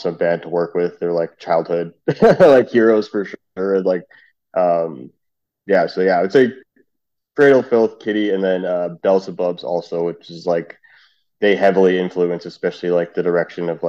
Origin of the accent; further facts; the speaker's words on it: Canada; also born or lived in Trinidad and Tobago; we're both Canadian